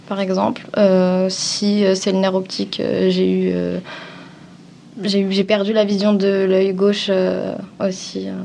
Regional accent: Avignon, Provence-Alpes-Côte d'Azur, France; En vrai, j'ai beaucoup bougé en France, donc euh, mmh. je viens d'Avignon en gros, parce que c'est là où j'ai passé le plus clair de mon temps.

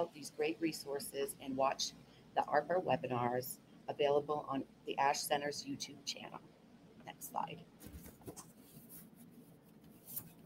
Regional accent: Indian Island, Maine, United States; as a child growing up on Indian Island in Maine

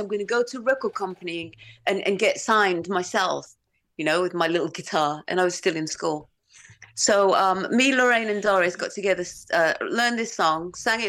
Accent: Romford, London, United Kingdom; accent: Romford; also born or lived in Los Angeles; So yeah, we spent 13 years out there. So my accent is kind of like got a little bit of Romford, and it's good. From LA.

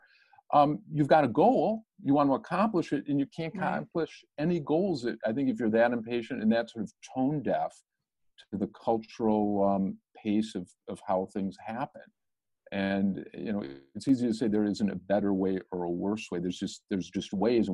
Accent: Ghana; I learned in Ghana as a schoolboy

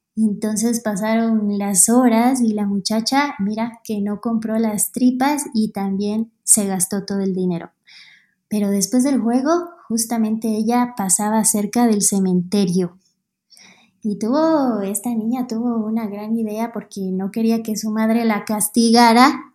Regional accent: Quito, Pichincha, Ecuador; soy de Quito, Ecuador

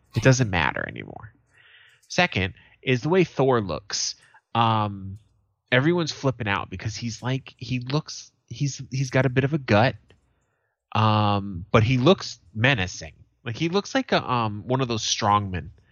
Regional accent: United States; as an American

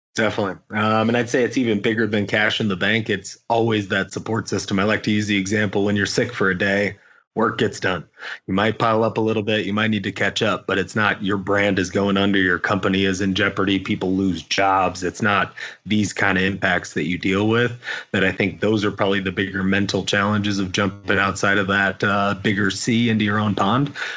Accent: Indiana, United States; moved away; Growing up in Indiana

